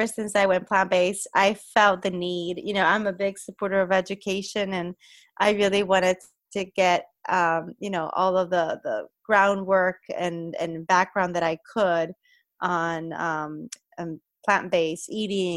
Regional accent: Puerto Rico; moved away; I'm originally from Puerto Rico

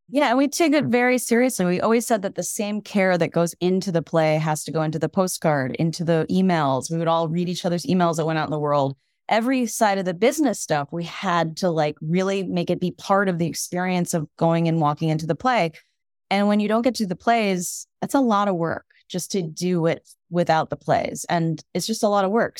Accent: Evanston, Illinois, United States; now in Brooklyn, United States; I grew up outside of Chicago in Evanston, Illinois

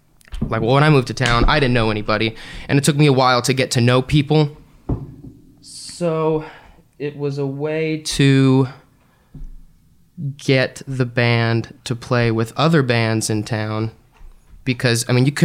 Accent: Indiana, United States; now in Little Rock, United States; I was just going to go somewhere in the Midwest because originally I'm from Indiana.

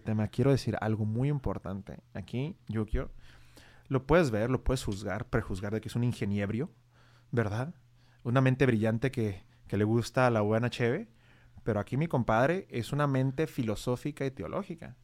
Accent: Tijuana, Baja California, Mexico; yo soy tijuanense, yo nací en Tijuana, nací en el hospital que está en unas cuadras de aquí

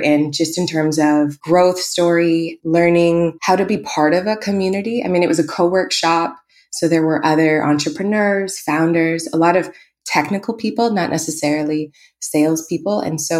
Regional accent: Northern Ontario, Canada; moved away as an adult; also born or lived in Winnipeg / Toronto / Victoria; now in Vancouver, Canada; I'm not from here. I was born in Winnipeg and grew up in Northern Ontario and went down to Toronto and left out to the West Coast.

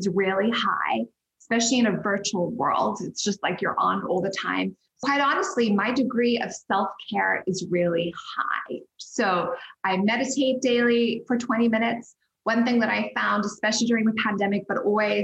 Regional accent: Zimbabwe; moved away; also born or lived in Cape Town, South Africa / New York; I'm from Zimbabwe

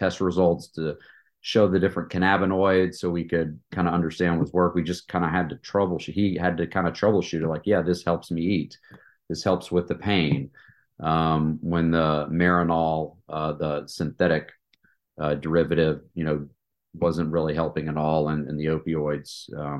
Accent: East Tennessee, United States; moved away as an adult; also born or lived in Atlanta, Georgia; I was born and raised in East Tennessee

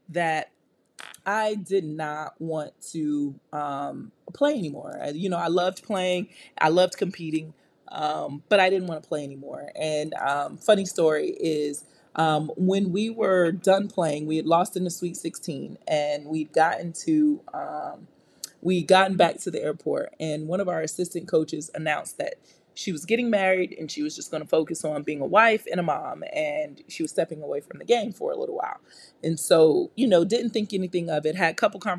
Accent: New York, United States; I'm from New York.

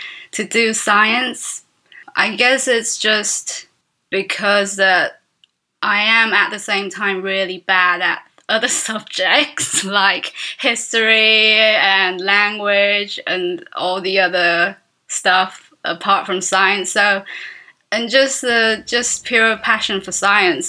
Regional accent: Taiwan; I'm an illustrator from Taiwan.

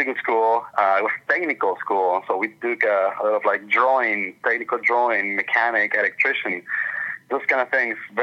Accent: Puerto Ordaz, Bolívar, Venezuela; moved away as an adult; also born or lived in Orlando, Florida; now in United States; I grew up in a city called Puerto Ordaz. That is in Venezuela.

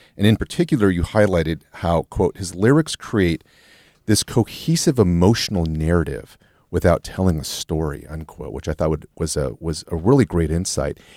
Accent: Los Angeles, California, United States; I grew up in L A in, in the eighties

